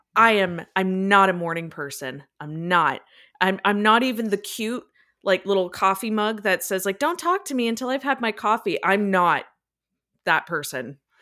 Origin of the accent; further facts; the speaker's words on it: Niagara, Ontario, Canada; moved away as an adult; now in London, Canada; I moved from my hometown, Niagara, and I moved to London, Ontario